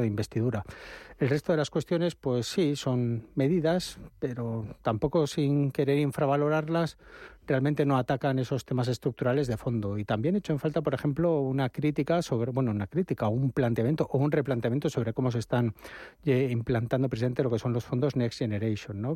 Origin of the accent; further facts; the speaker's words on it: Spain; now in Madrid, Spain; estamos ah, en, España, somos todos españoles